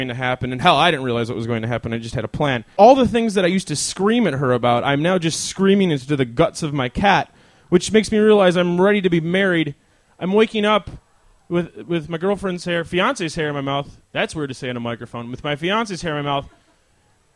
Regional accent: Chicago, Illinois, United States; We are from Chicago, which means you celebrate with alcohol regardless

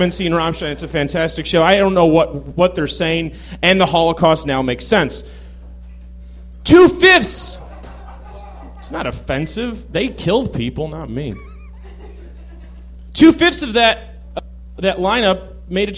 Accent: Chicago, Illinois, United States; growing up in Chicago

